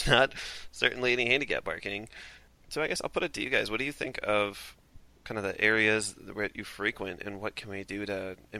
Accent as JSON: {"language": "English", "region": "Minnesota", "country": "United States", "accent": "Minnesota", "said": "I would do my worst Minnesota accent right now, but I have a feeling I'm already doing it."}